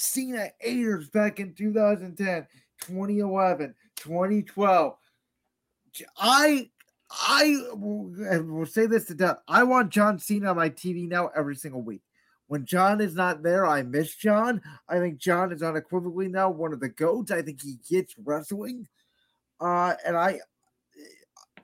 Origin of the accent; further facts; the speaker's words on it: Cleveland, Ohio, United States; we're from Cleveland